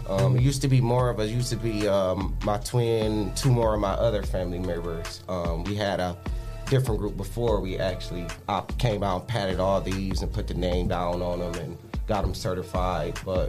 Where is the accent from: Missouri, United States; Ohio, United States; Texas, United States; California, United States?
Ohio, United States; Toledo; also born or lived in Jacksonville, Florida; But we from Toledo.